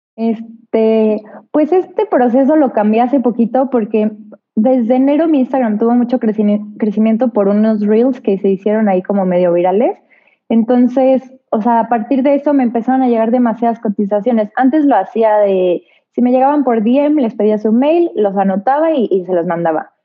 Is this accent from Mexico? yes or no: yes; Mexico; also born or lived in Querétaro / Mexico City; yo soy mexicana